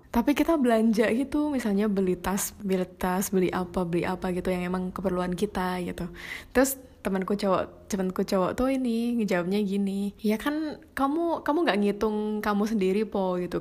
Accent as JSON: {"language": "Indonesian", "region": "Java", "country": "Indonesia", "accent": "medok", "said": "aku tuh medok-medok gitu suaranya."}